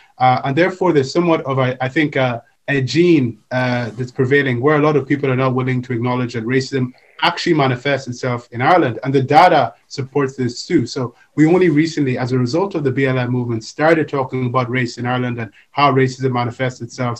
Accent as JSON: {"language": "English", "country": "Nigeria", "said": "I come from Nigeria, and when I was younger, I came from a Pan-Africanist home"}